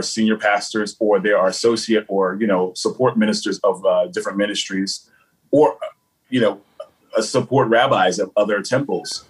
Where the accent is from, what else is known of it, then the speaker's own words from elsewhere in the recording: New Orleans, Louisiana, United States; moved away as an adult; now in New York, United States; I'm from, born and raised in New Orleans, Louisiana